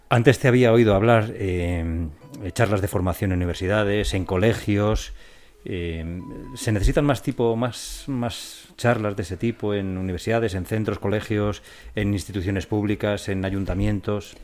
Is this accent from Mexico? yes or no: no; Robladillo, Castile and León, Spain; soy de, un, de Valladolid, de un pueblecito muy pequeño y ahí en nuestro pueblo